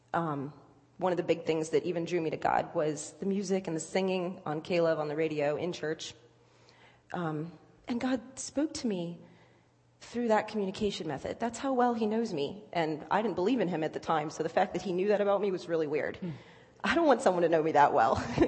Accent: Virginia Beach, Virginia, United States; moved away as an adult; also born or lived in Cincinnati area (lives now, implied by Reds); I'm not from here. I am from Virginia Beach. I've lived uh, here for about a year now

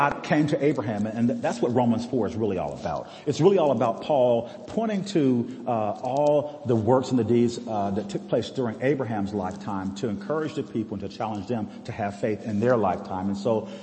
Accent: United States; We live in a great place here in America. I love this country. I served in the forces which guard our country

